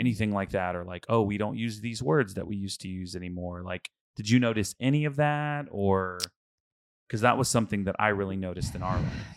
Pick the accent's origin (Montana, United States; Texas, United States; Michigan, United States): Texas, United States; Houston; I'm from Houston, um, and I went to a mega church, like, uh, we went to Lakewood